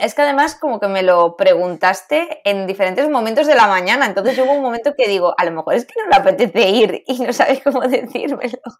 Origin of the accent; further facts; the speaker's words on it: Valencia, Valencian Community, Spain; now in Madrid, Spain; supimos que las dos éramos de Valencia